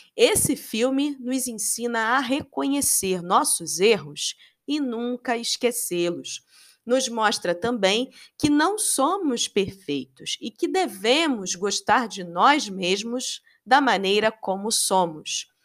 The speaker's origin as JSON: {"language": "Portuguese", "region": "Rio de Janeiro", "country": "Brazil", "tie": "born or raised there", "said": "sou carioca. Sou nascida e criada em Bangu, no Rio de Janeiro, subúrbio do Rio de Janeiro"}